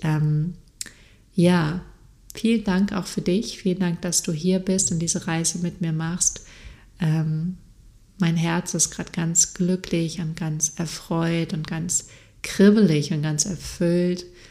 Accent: Freiburg, Baden-Württemberg, Germany; moved away as an adult; now in Munich, Germany; Freiburg ist eine sehr, sehr schöne Stadt. Ich liebe die auch sehr und es wird immer mein, meine Heimat sein.

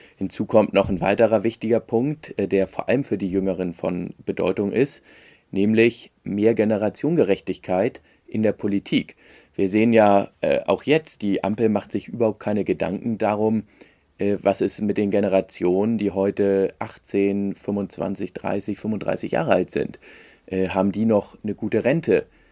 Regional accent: Hamburg, Germany; als Hamburger

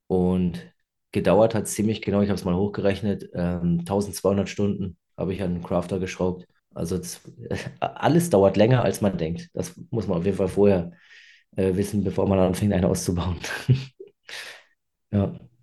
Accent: Freiburg, Baden-Württemberg, Germany; ich komme aus Freiburg

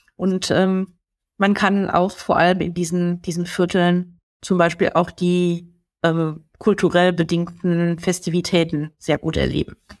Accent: Germany; hier bei uns in Deutschland

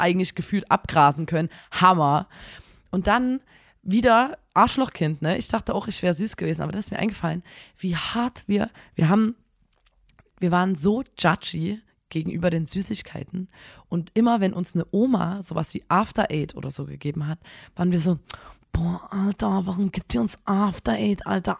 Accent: Chemnitz, Saxony, Germany; bei uns in Chemnitz

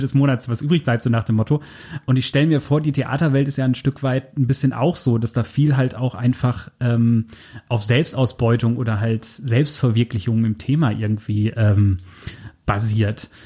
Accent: Germany; ich komme so grob aus der Gegend

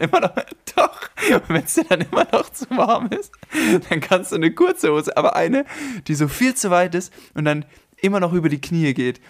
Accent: Germany; ich komme ja jetzt aus Deutschland vom Land

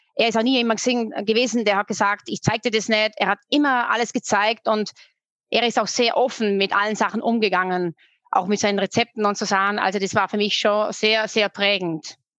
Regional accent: Austria; now in Munich, Germany; ich bin Österreicherin, gebürtige

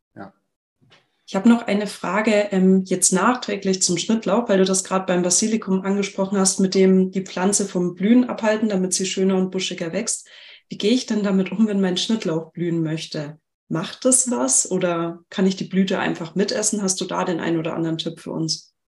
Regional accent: Germany; bei uns in Deutschland

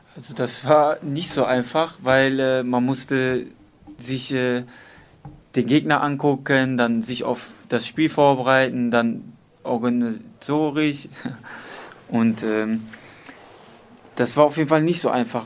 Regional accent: Dortmund, North Rhine-Westphalia, Germany; ich bin in Nordstadt aufgewachsen

